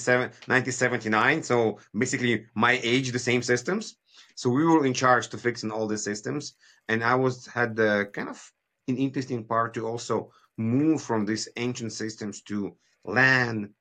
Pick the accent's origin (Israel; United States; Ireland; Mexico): Israel; moved away as an adult; also born or lived in Kyiv, Ukraine; now in Canada; I moved from Kyiv, Ukraine in 1990s with my family. It was still USSR. We moved to Israel. My father decided it's a better future.